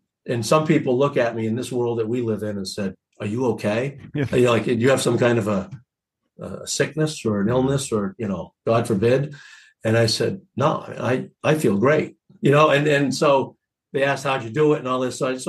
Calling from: Portland, Maine, United States; The great city of Portland, Maine.

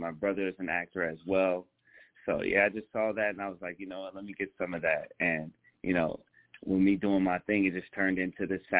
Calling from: Hollywood, Florida, United States; Currently now I'm calling from Hollywood, Florida.

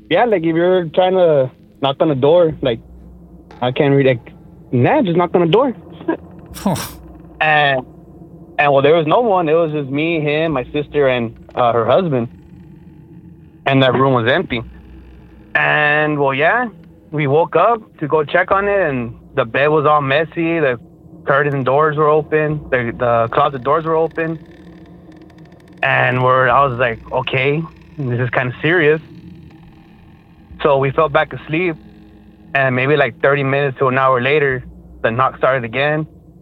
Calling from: McAllen, Texas, United States; I'm calling from McAllen, Texas.

